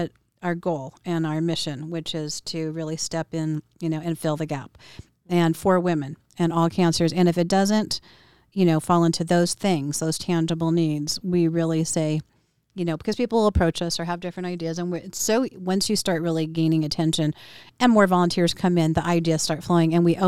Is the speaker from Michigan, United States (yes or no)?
no; Southern California, United States; I was born in Southern California.